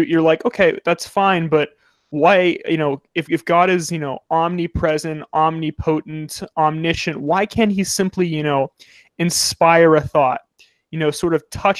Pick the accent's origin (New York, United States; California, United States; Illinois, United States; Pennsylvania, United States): Pennsylvania, United States; Pittsburgh; We're from Pittsburgh.